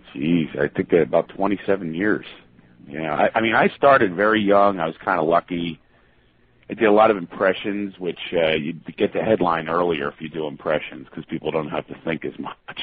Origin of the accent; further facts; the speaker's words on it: Philadelphia, Pennsylvania, United States; I am from Philadelphia